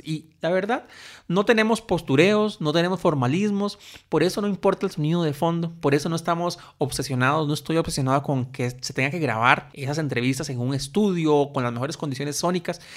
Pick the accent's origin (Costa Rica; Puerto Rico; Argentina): Costa Rica; soy un tico costarricense